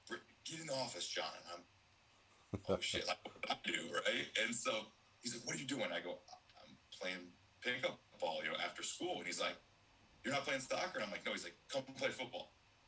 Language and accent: English; Syracuse, New York, United States; You know, and growing up in Syracuse, you grew up with the Big East, right?